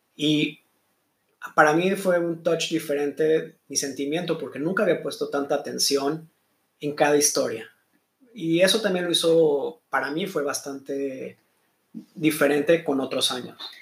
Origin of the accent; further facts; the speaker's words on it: Mexico; now in Israel; yo creciendo en México